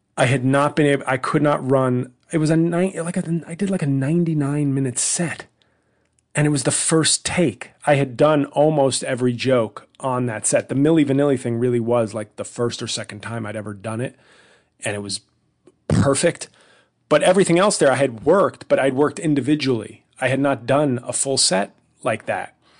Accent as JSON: {"language": "English", "town": "New York City", "region": "New York", "country": "United States", "tie": "born or raised there", "moved": "as an adult", "lives_now": "New Jersey, United States", "said": "in New York City, my hometown"}